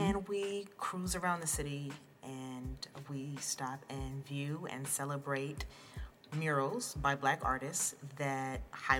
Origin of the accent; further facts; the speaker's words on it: New Jersey, United States; I was born in New Jersey and was, like, I am the product of heavy West Indian influence, heavy American influence, living in New Jersey, right?